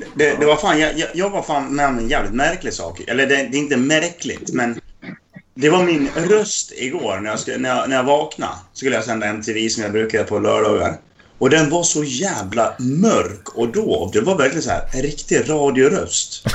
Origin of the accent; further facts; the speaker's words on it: Dalarna County, Sweden; jag är dalkarl, för att jag är från norra Dalarna.